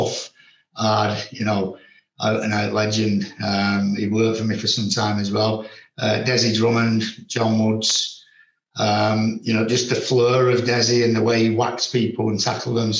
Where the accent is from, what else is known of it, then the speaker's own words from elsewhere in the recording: Little Hulton, North West England, United Kingdom; I was brought up in Little Alton, single parent, two brothers